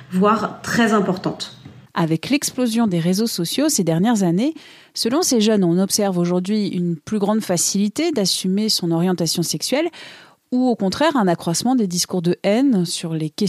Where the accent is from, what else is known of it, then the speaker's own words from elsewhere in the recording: Lebanon; now in France; Ça fait trois ans à peu près que je suis en France, je viens du Liban.